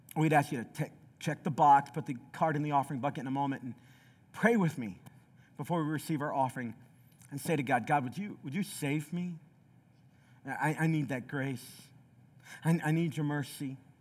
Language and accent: English; Southeast Tennessee, United States; also born or lived in Chicago, Illinois; I was born in Chicago, but from the time I was eleven on, I lived in a small Southeast Tennessee city